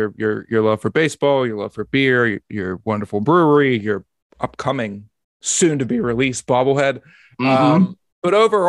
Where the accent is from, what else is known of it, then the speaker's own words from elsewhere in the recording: Pittsburgh, Pennsylvania, United States; I grew up in Pittsburgh.